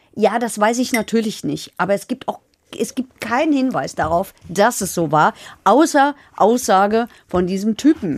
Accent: Hesse, Germany; bei uns in Hessen

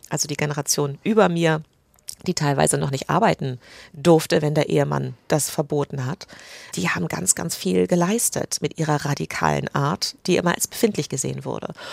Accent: United Kingdom; German is a second language; moved away as an adult; also born or lived in England; now in Germany; ich bin Britin

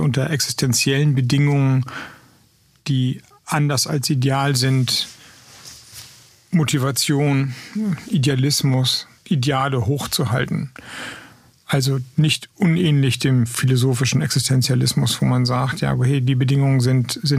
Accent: West Germany, Germany; ich komme aus dem Westen. Ich habe eine Ahnung, wie es ist, im ländlichen Raum zu leben, weil ich da lange gelebt habe, aber eine Ahnung im ländlichen Raum in Westdeutschland.

